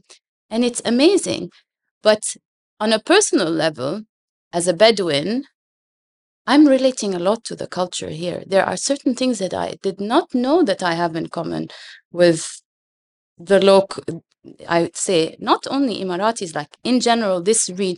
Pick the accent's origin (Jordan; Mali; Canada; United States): Jordan; English is a second language; moved away as an adult; now in Dubai, United Arab Emirates; All my life, I dreamt I'm going to go back to Jordan and have an office and give back.